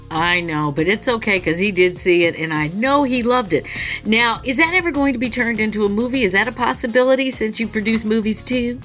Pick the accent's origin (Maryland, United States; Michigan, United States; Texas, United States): Michigan, United States; I'm from Michigan too. My family's from that that part of the world